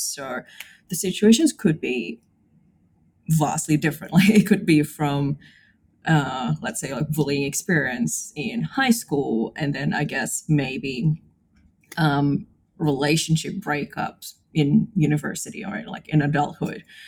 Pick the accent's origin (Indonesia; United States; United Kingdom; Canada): Indonesia; moved away as an adult; now in Brisbane, Australia; I was born and raised in Indonesia, but I've been living in Brisbane for the last 12 years.